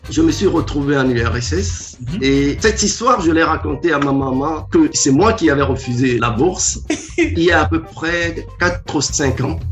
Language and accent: French; Lomé, Maritime, Togo; J'ai commencé au Togo. Je suis né à Lomé. Je suis l'aîné d'une famille de sept